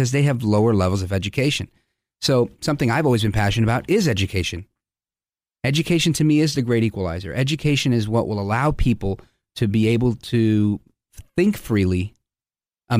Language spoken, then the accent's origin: English; United States; being American and living in a country where I thought we could disagree